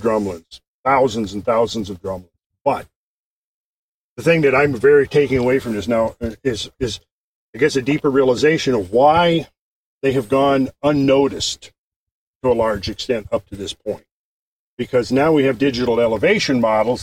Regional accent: Minnesota, United States; moved away as an adult; now in Georgia, United States; where I was raised in Minnesota, they talk very distinct from where I live now

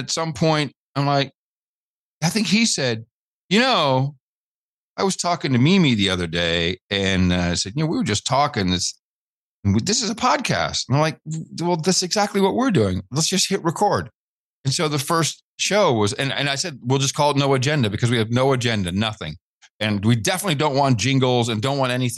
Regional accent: Netherlands; growing up in the Netherlands

